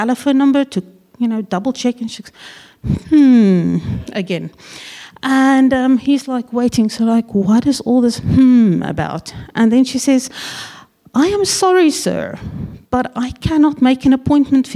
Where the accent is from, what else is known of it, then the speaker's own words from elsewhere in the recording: South Africa; now in New Zealand; We are originally from South Africa and have been in New Zealand for, oh gosh, going on 16 years now